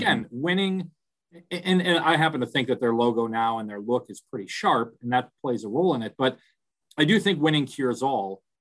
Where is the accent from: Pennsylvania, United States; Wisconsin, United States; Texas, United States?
Wisconsin, United States; Milwaukee; moved away; I'm, I'm from Milwaukee originally